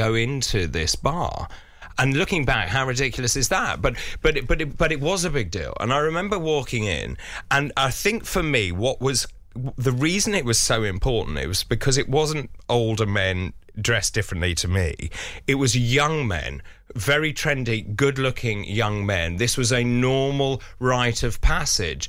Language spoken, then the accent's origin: English; London, United Kingdom; when I was growing up in London